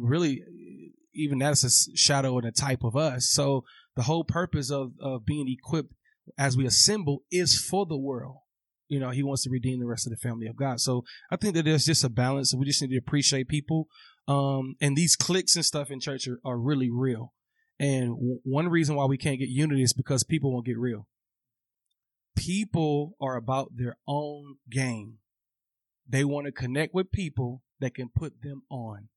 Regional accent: Atlanta, Georgia, United States; also born or lived in Louisiana; now in Los Angeles, United States; I was raised in A T L

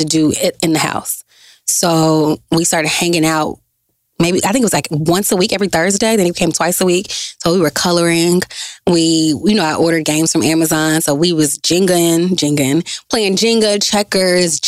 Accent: Dallas, Texas, United States; also born or lived in Grambling, Louisiana; I'm from Dallas, Texas

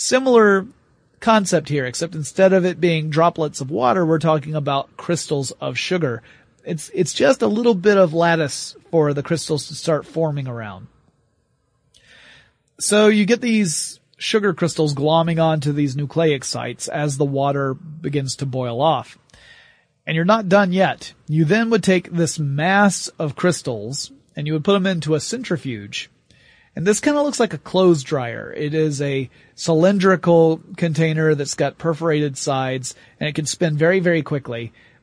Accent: the South, United States; I'm from the South

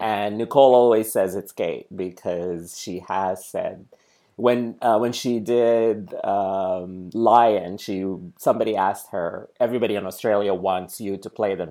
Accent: Sudan; now in New York City, United States; I grew up in Sudan

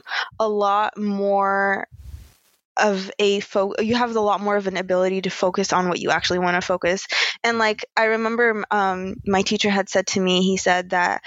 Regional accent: United States; growing up in America as Muslim

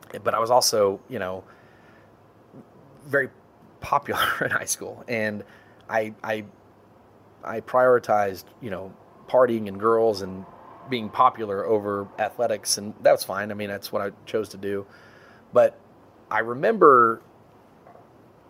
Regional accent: Trophy Club, Texas, United States; moved away as an adult; also born or lived in Longview, Texas / California; now in Houston, United States; I'm from Dallas area, Trophy Club

